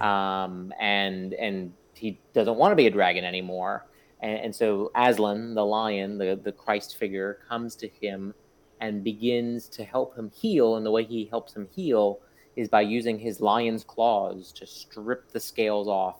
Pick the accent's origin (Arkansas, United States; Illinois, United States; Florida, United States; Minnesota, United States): Florida, United States; South; I grew up in South Florida